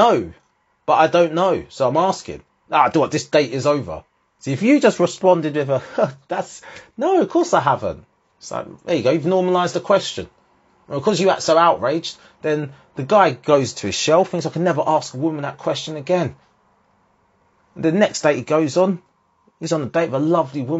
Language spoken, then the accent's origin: English; Harlow, East of England, United Kingdom; one of the few ethnic people in any situation growing up in Harlow